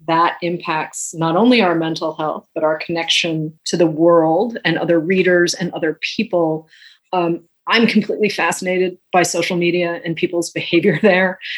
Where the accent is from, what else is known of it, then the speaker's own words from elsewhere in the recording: New England, United States; someone who grew up in New England